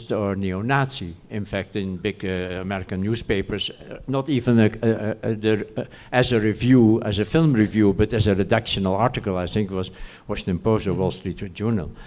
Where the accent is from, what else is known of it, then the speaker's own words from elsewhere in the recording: The Hague, South Holland, Netherlands; I lived in The Hague